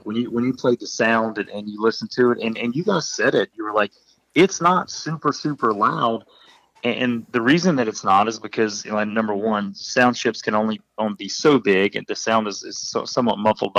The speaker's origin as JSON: {"language": "English", "region": "Midwest", "country": "United States", "tie": "born or raised there", "said": "I grew up in the Midwest"}